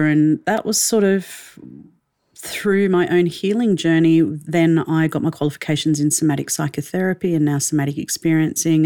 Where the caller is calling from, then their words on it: Melbourne, Victoria, Australia; calling in from Melbourne in Australia